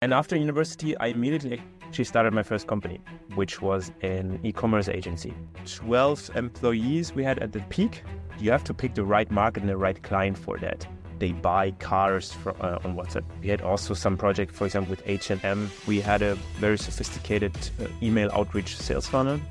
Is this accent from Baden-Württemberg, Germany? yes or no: yes; Konstanz, Baden-Württemberg, Germany; moved away; also born or lived in Vienna, Austria; I grew up in a small town in Germany